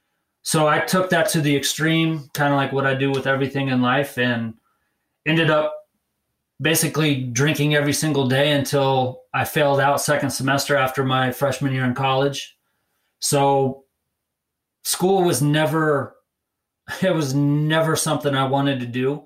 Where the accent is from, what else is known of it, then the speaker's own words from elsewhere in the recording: Fort Collins, Colorado, United States; I grew up, I'm a native of Colorado. I spent most of my younger years in Fort Collins